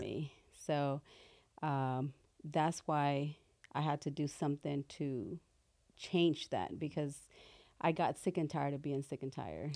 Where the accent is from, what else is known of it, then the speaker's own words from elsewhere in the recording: Compton, California, United States; also born or lived in Mexico City, Mexico / Watts, Los Angeles; We stayed in Watts for a while and then moved to Compton and then just grew up there